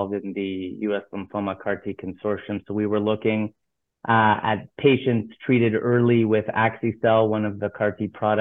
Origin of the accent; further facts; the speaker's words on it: Toronto, Ontario, Canada; moved away as an adult; now in Miami, United States; I'm initially from Toronto, Canada.